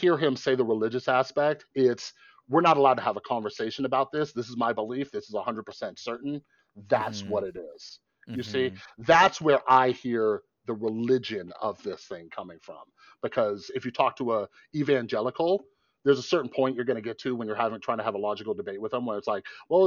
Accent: Las Vegas, Nevada, United States; I grew up in Vegas.

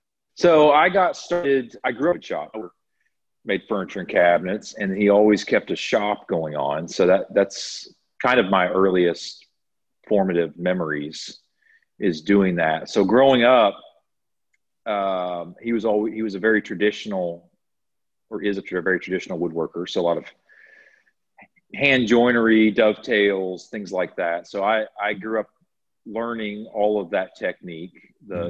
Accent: Nashville area, Tennessee, United States; moved away as an adult; also born or lived in Washington, D.C.; I'm from here originally. So I moved back here

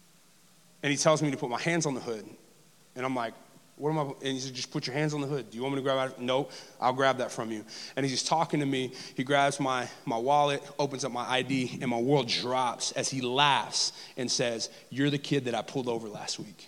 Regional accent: Texas, United States; moved away; also born or lived in New Orleans area / Los Angeles / South Alabama; As a brown male growing up in the South, in the deep South, as deep as Dallas-Fort Worth

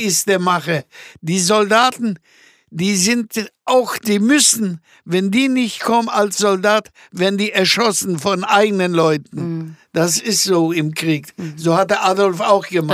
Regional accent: Gliwice, Silesian Voivodeship, Poland; first language German; moved away as an adult; now in Germany; ich bin ja in die Schule gegangen, in, in die Mittelschule in Gleiwitz

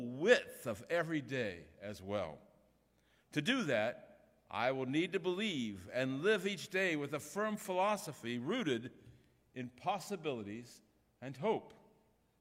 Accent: Ohio, United States; moved away; I'm from Ohio originally

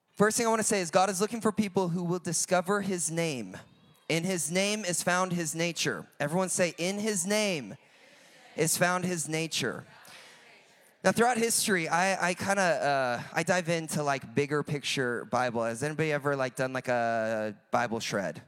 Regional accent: United States; I'm from America, if you have not guessed on the accent

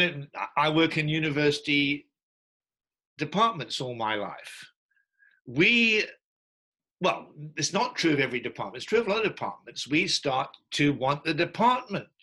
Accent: England, United Kingdom; as an Englishman

